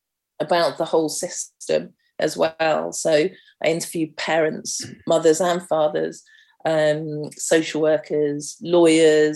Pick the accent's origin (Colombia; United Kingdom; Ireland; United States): United Kingdom; London; growing up in Camden's so diverse